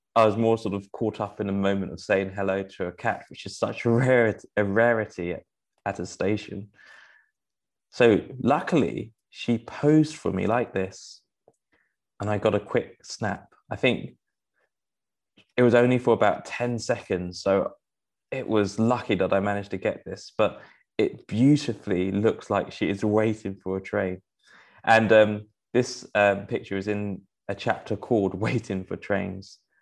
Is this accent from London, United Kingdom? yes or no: yes; London, United Kingdom; I grew up in Rotherhithe